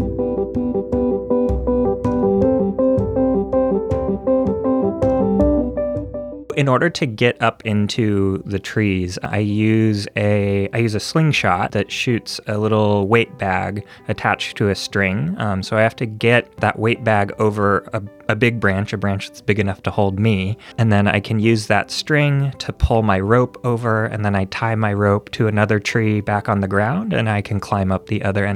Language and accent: English; Minnesota, United States; now in California, United States; I am originally from Minnesota, but I live in California